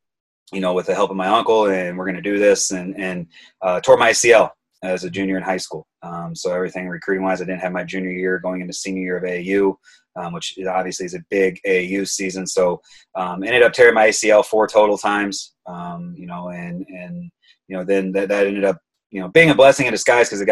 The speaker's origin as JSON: {"language": "English", "town": "Auburn", "region": "Indiana", "country": "United States", "tie": "born or raised there", "also_born_or_lived": "Texas", "moved": "yes", "lives_now": "Chicago, United States", "said": "I grew up in Auburn, Indiana"}